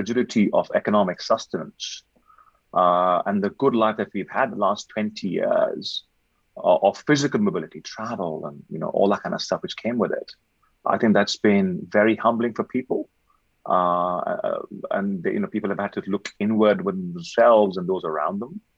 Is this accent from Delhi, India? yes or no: yes; Delhi, India; English is a second language; I was born and bred in Delhi